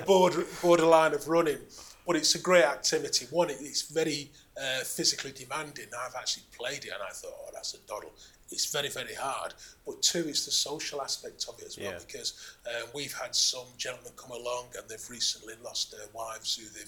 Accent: Manchester, North West England, United Kingdom; I was born in Moss Side, which was the area of the old Main Road Stadium

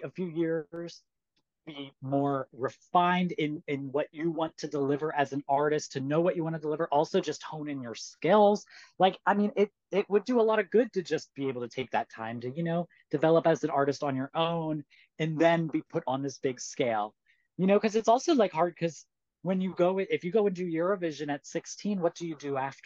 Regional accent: United States; as an American

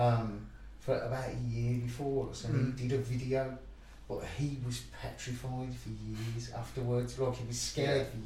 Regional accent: Chelmsley Wood, West Midlands, United Kingdom; I grew up on Chelmsleywood

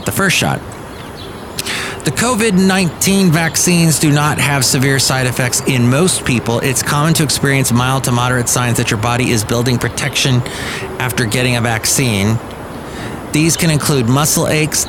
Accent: Southern California, United States; now in Bay Area, United States; I grew up in Southern California and we call our freeways the 405, the 5.

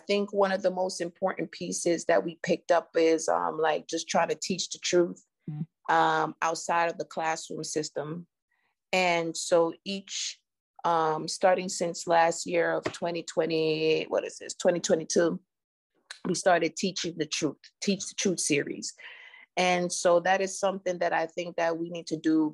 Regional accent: Jamaica; now in United States; I'm an immigrant from Jamaica

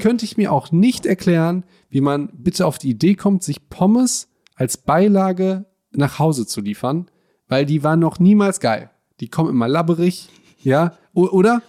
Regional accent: Hagen, North Rhine-Westphalia, Germany; bei uns in Hagen gibt es die geilsten weißen Brötchen

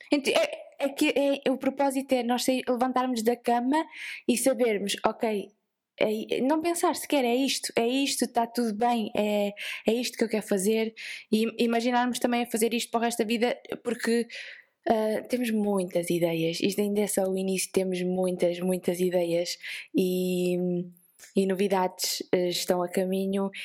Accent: Vieira de Leiria, Centro, Portugal; eu sou da Vieira, para quem não sabe é perto da praia, então nós falamos a cantar e assim um bocado à ah, peixeira

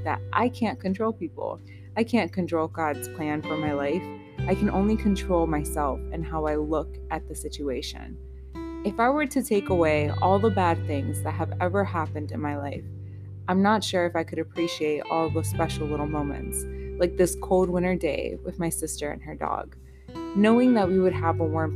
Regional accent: United States; I was born in the States, my parents are both from Nicaragua

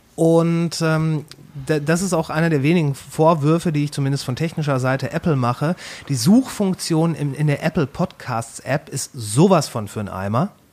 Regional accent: Kamen, North Rhine-Westphalia, Germany; also born or lived in Ruhr area; now in Bochum, Germany; aufgewachsen bin ich in der kleinen Mittelstadt Kamen

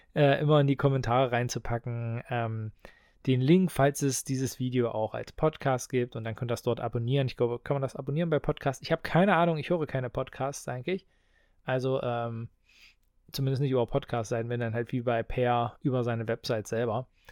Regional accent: Halberstadt, Saxony-Anhalt, Germany; Ich komme ja aus Halberstadt. Wir haben hier das Heineanum

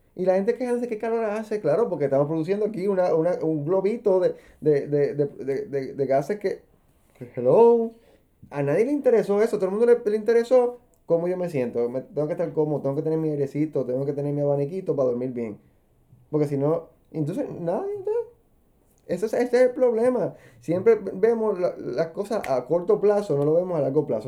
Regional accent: Puerto Rico; como puertorriqueños

